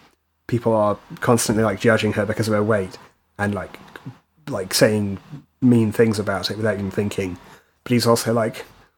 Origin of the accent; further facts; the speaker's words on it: Dorset, South West England, United Kingdom; I grew up in Dorset